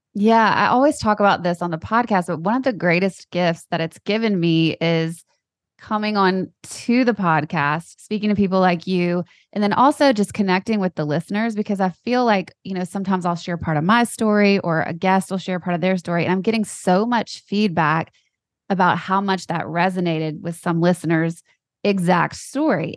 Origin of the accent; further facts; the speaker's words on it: Louisiana, United States; we're both from Louisiana